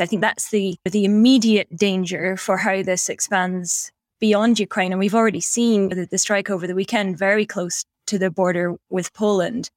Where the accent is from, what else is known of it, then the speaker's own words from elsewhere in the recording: Black Isle, Scottish Highlands, Scotland, United Kingdom; I'm from the Black Isle